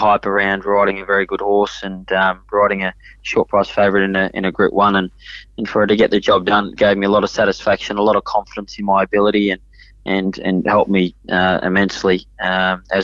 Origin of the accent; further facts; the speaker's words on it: Sydney, New South Wales, Australia; also born or lived in Hong Kong; we grew up in Paul's stable